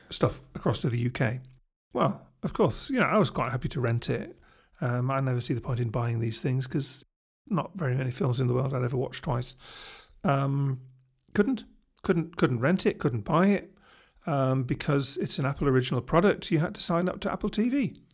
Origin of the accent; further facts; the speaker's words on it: England, United Kingdom; being English